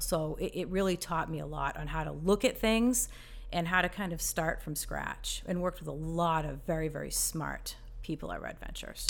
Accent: Massachusetts, United States; moved away as an adult; now in Charlotte, United States; I grew up in Massachusetts, lived there all my life

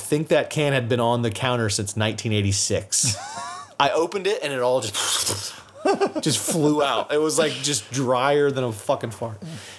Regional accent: United States; I'm American.

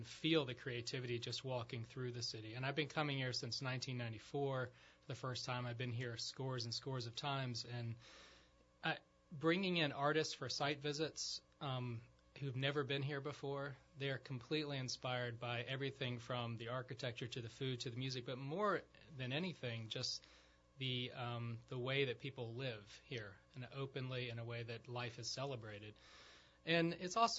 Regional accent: North Carolina, United States; moved away; We went to school together growing up in North Carolina

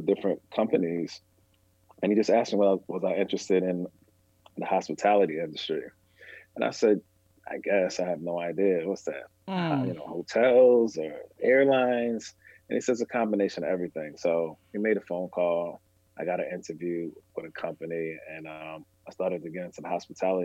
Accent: Massachusetts, United States; we are from Massachusetts, but we're not from Boston.

